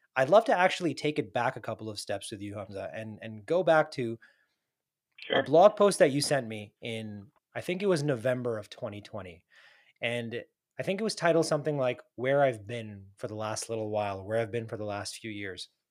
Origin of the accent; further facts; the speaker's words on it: United States; as a fellow South Asian, fellow Muslim, fellow American